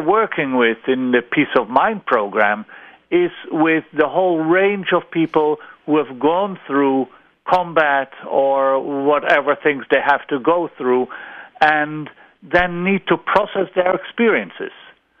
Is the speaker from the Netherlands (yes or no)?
yes; Netherlands; English is a second language; moved away as an adult; now in Israel; after I came on Aliyah from the Netherlands.